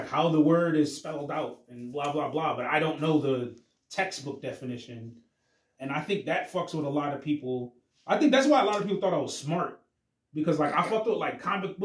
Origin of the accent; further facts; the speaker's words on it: United States; I was born in America